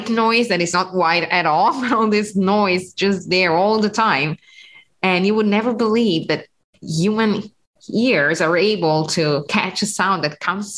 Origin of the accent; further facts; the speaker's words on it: Como, Lombardy, Italy; English is a second language; now in Siena, Italy; I'm from Lake Como, from the northern part. So I used to go skiing there